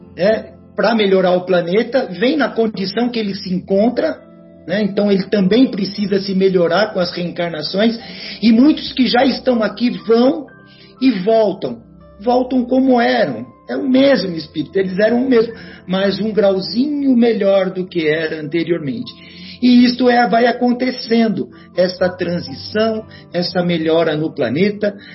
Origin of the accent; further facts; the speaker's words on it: Guaxupé, Minas Gerais, Brazil; minha cidade natal de Guaxupé